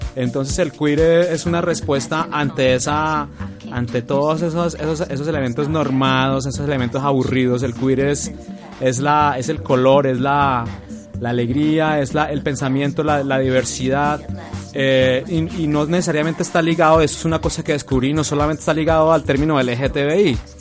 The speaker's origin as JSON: {"language": "Spanish", "region": "Bogotá", "country": "Colombia", "said": "vengo de Bogotá."}